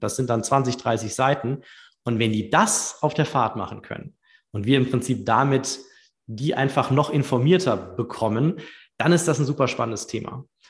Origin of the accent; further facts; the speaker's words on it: Düsseldorf, North Rhine-Westphalia, Germany; moved away as an adult; also born or lived in Munich / London / United States; ich bin gebürtiger Düsseldorfer